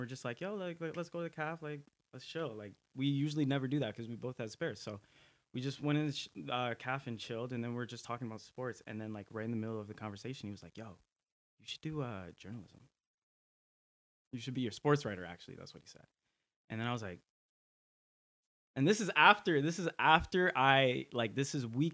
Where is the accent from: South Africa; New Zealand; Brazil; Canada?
Canada; Markham, Ontario; also born or lived in Scarborough; born in Scarborough, raised in Markham